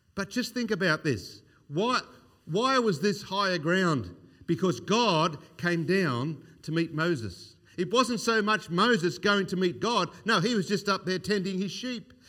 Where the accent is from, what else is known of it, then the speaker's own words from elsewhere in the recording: Australia; growing up in Australia in the sixties, uh, sixties and seventies, I was born in nineteen sixty-two